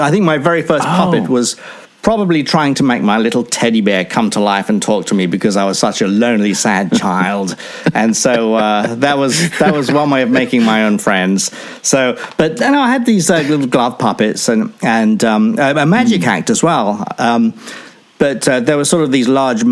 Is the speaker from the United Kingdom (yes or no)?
yes; Enfield, London, United Kingdom; also born or lived in Chatham, Kent; I grew up in a town called Enfield, North London, just sort of outside of London itself, near the Greenbelt